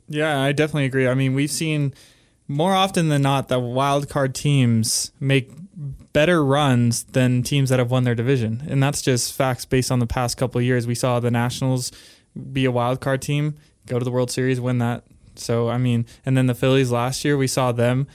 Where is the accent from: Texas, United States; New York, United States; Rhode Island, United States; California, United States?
California, United States; I am from California